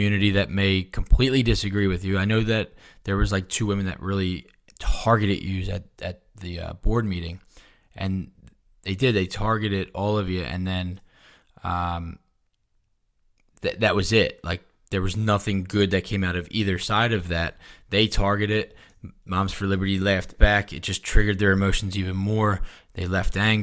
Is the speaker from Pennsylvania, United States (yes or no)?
yes; Philadelphia, Pennsylvania, United States; I grew up in Philadelphia